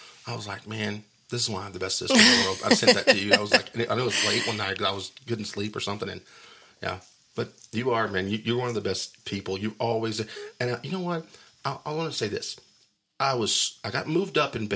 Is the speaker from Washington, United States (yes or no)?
no; Wolfforth, Texas, United States; born or raised there